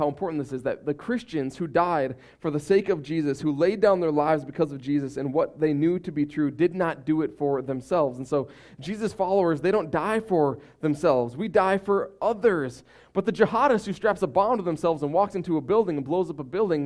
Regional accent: United States; as American people

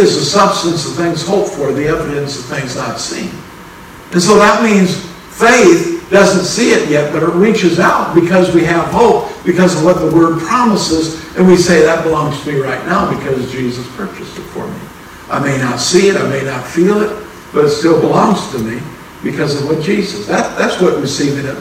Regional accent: Minnesota, United States; I'm from Minnesota, but even in Minnesota, has means past tense

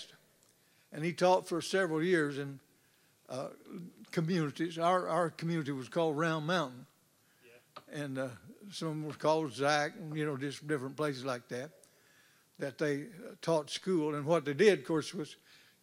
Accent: North Arkansas, United States; moved away; I was not raised here. I was raised in North Arkansas

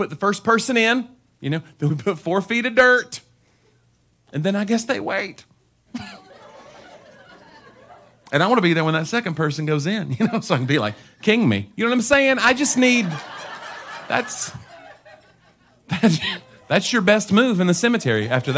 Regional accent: Tennessee, United States; I'm from Tennessee

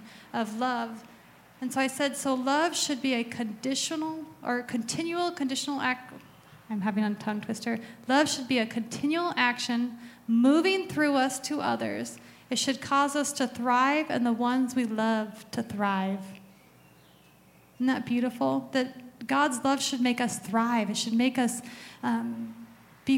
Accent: Arizona, United States; I grew up in Arizona, and that's all my dad listened

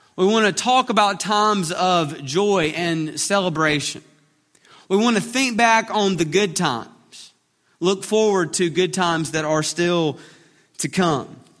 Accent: Alabama, United States; we're from Alabama

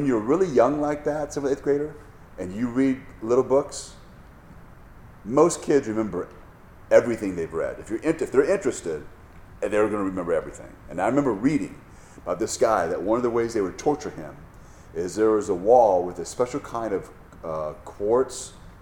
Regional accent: United States; As an American

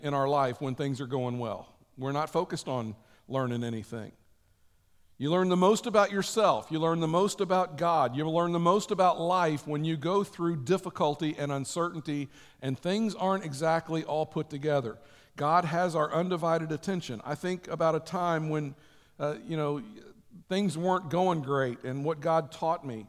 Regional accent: United States

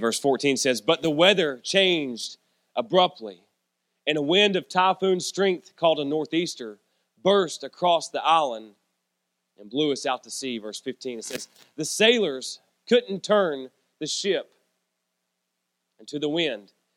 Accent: Norris/Clinton exit on I-75, near Knoxville, Tennessee, United States; It's my hometown. It's my stomping grounds. It's where I'm from.

